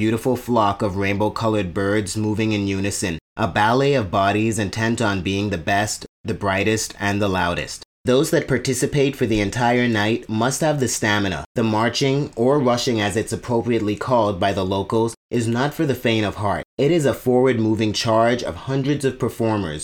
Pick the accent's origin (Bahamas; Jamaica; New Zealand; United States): Bahamas; As a child growing up in the Bahamas, I have fond memories of Junkanoo with my family on Boxing Day